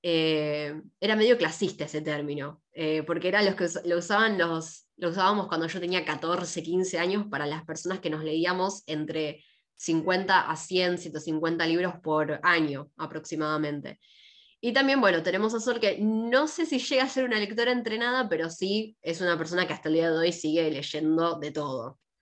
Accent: Argentina

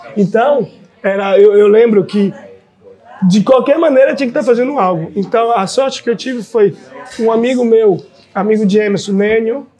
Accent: Salvador, Bahia, Brazil; diretamente de lá, mas aqui em Salvador, Bahia

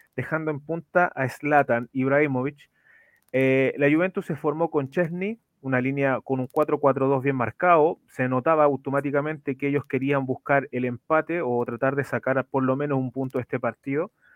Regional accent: Chile; para los que somos de Chile

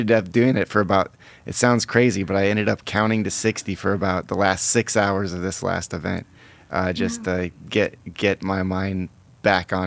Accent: Iowa, United States; my home state is Iowa

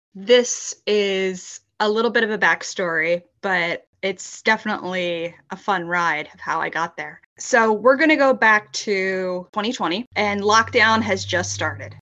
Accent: Philadelphia, Pennsylvania, United States; I grew up in Philadelphia, Pennsylvania, but I now live outside of the city

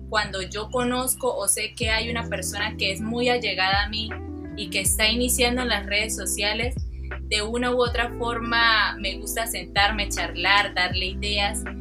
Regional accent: Cúcuta, Norte de Santander, Colombia; also born or lived in Santander; digamos que yo soy cucuteña también porque soy una mezcla entre la parte humangués, la parte eh, cucuteña, la parte de la costa, porque mi familia, prácticamente toda mi familia es de la costa

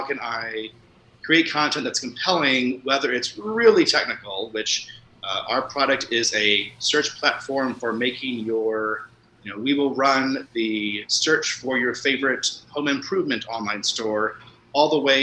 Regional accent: Indiana, United States; moved away as an adult; now in San Francisco, United States; I currently live in San Francisco, but I'm from Indiana.

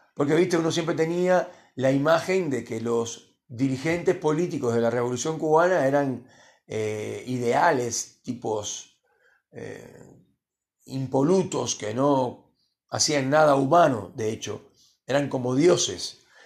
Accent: Cuba; moved away; el país de donde vengo yo, obviamente Cuba

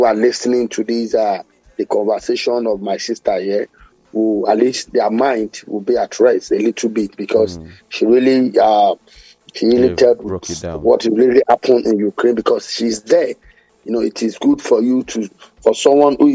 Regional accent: Nigeria; as a Nigerian

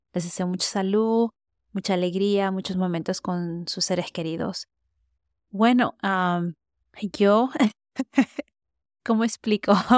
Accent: United States; yo crecí en Estados Unidos, hablo español, no diría que lo hago perfecto

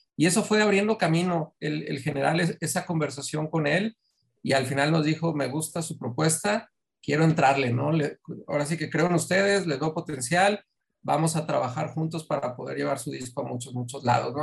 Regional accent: Mexico City, Mexico; now in Monterrey, Mexico; yo soy de Ciudad de México

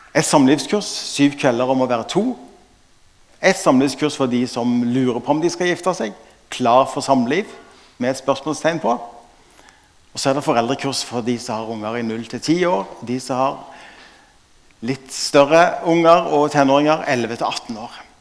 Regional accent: Stavanger, Rogaland, Norway; Jeg er fra Stavanger

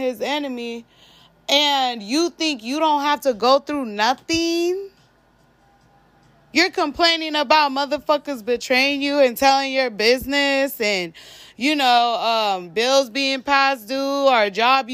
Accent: Arizona, United States; I'm from Arizona.

